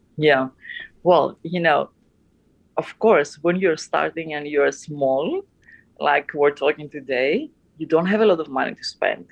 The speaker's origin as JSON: {"language": "English", "town": "Athens", "region": "Attica", "country": "Greece", "tie": "born or raised there", "said": "I had a, an amazing childhood growing up in uh, in Athens, Greece"}